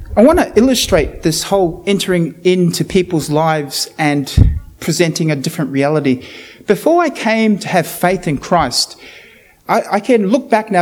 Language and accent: English; New Zealand; now in Australia; I'm from New Zealand